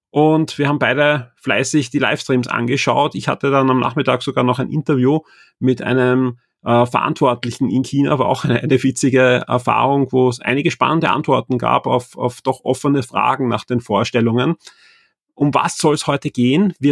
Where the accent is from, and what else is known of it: Austria